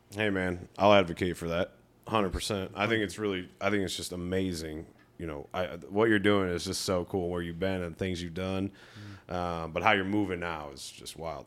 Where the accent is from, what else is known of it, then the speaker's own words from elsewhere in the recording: Rocky River, Ohio, United States; moved away; I come from Rocky River, Ohio. In twenty eleven or twelve, it was like the third least diverse city. That was when I graduated high school